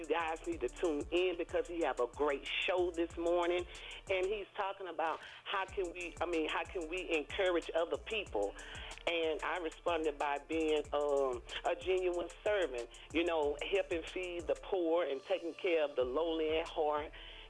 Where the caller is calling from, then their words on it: Alexandria, Louisiana, United States; I'm calling from Alexandria, Louisiana